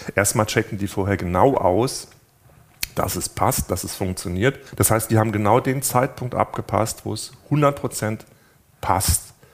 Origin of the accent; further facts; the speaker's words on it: Germany; bei uns in Deutschland